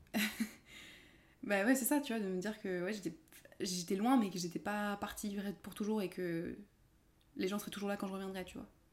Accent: France; also born or lived in Edinburgh, United Kingdom; De France

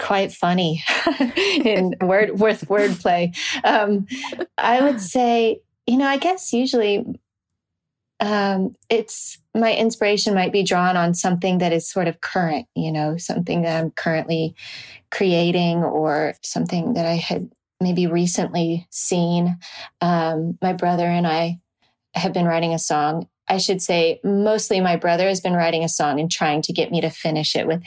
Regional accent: Nashville, Tennessee, United States; growing up in Nashville

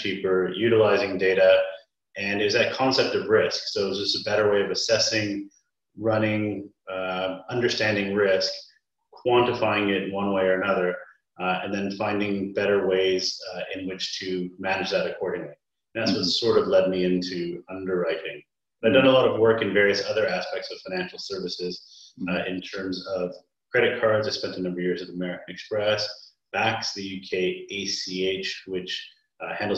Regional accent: Canada; I'm Canadian by background

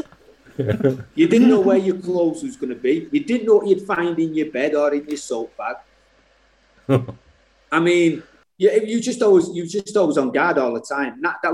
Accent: Salford, North West England, United Kingdom; growing up in Salford

